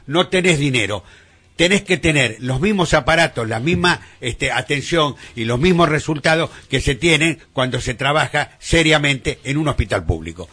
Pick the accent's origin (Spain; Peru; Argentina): Argentina; en nuestro país, en Argentina